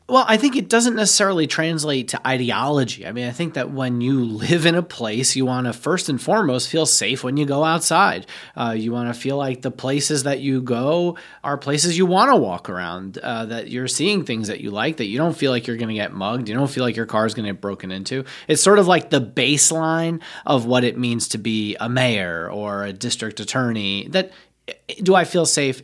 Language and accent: English; New York, United States; as a New Yorker, somebody who actually grew up in New York